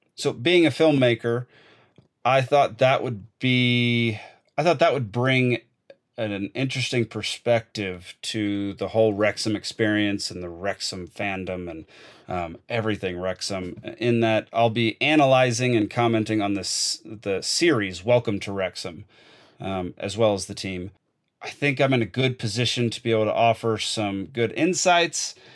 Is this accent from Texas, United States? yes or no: yes; Dallas, Texas, United States; I'm a proud Texan from Dallas, Texas